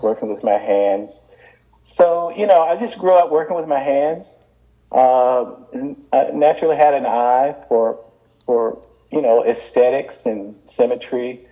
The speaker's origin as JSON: {"language": "English", "town": "Birmingham", "region": "Alabama", "country": "United States", "tie": "born or raised there", "said": "growing up in Birmingham, they gave us what was called then an industrial education"}